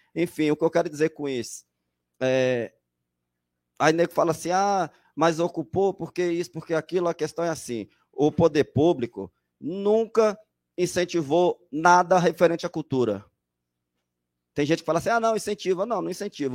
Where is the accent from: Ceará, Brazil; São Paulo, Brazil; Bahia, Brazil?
São Paulo, Brazil; sou aqui do Jardim Felicidade